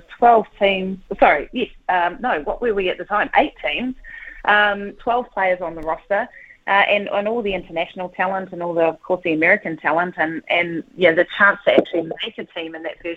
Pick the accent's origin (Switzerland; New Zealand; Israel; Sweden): New Zealand; Whanganui, Manawatū-Whanganui; moved away as an adult; also born or lived in United States; I grew up in Whanganui in the 80s